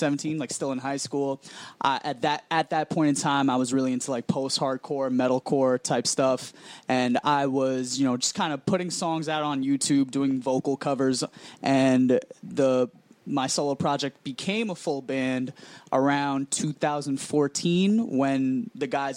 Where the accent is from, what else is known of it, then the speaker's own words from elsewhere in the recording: New York City, New York, United States; I'm born and raised in Woodside, 7 Train